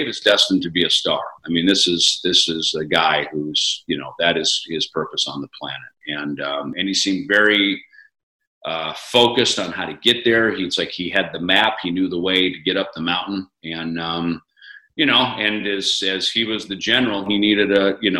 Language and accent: English; Minnesota, United States; moved away; where I grew up in Minnesota.